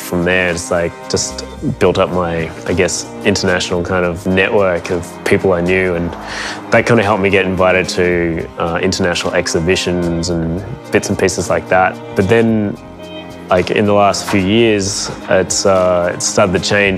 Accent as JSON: {"language": "English", "town": "Melbourne", "region": "Victoria", "country": "Australia", "said": "I'm a painter from Melbourne"}